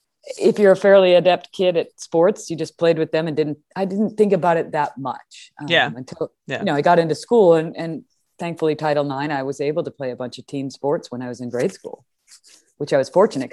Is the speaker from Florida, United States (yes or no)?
no; Madison, Wisconsin, United States; No, I grew up in Madison, Wisconsin.